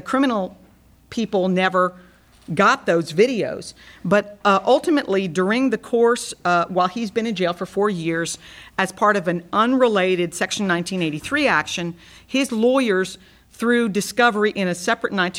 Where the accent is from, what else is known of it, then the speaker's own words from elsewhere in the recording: Brownsville, Texas, United States; out of Brownsville, Texas, my hometown